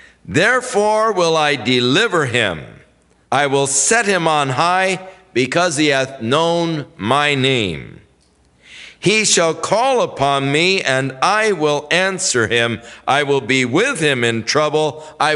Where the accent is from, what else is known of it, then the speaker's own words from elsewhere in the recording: Ventura, California, United States; growing up in Ventura